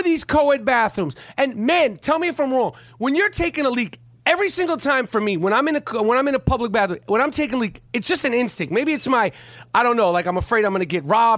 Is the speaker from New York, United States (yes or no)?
yes; New York City, New York, United States; growing up in New York City, it's like growing up around transsexuals, blacks, Puerto Ricans, gays, you know, Chinese, Koreans, Greek